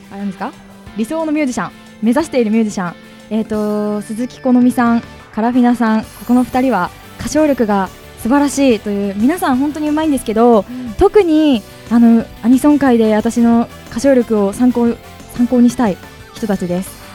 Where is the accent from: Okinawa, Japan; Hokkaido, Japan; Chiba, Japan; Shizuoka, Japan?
Chiba, Japan; 地元が千葉なので